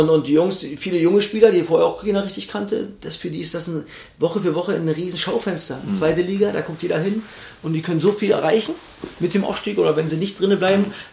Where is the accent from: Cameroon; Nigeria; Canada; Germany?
Germany; East Germany; schwieriges Wort für mich als Ossi.